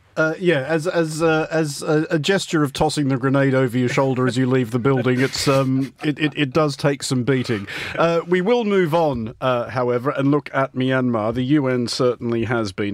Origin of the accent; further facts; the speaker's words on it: Australia; I am Australian